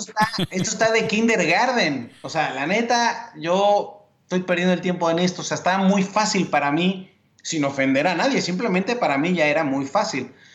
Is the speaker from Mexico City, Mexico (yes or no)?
yes; Mexico City, Mexico; moved away; also born or lived in La Paz, Baja California Sur / Hermosillo, Sonora; yo nací en el 1976 en la Ciudad de México, un 8 de mayo. Y mi vida en la infancia ya tuvo cambios porque nos mudamos rápidamente al norte de la República Mexicana